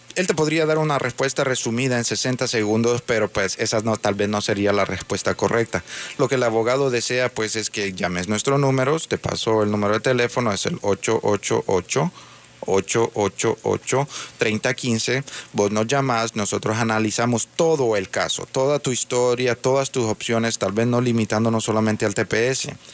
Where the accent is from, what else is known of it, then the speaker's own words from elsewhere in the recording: Honduras; now in United States; Yo soy también hondureño, hondureño americano